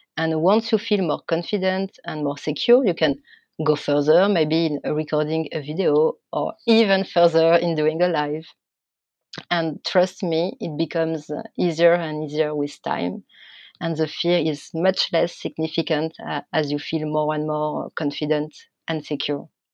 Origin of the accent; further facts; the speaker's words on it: France; accent: French; English is a second language; my French accent